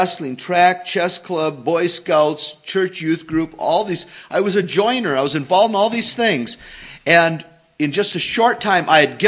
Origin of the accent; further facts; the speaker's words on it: North Dakota, United States; now in Grand Rapids, United States; I'm from North Dakota, and I was raised in a religious home.